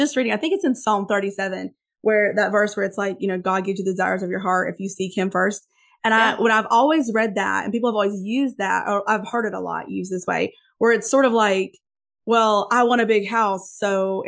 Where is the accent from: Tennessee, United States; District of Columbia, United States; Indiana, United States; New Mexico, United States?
Tennessee, United States; Northeast; It's the way I was brought up or what in Northeast Tennessee.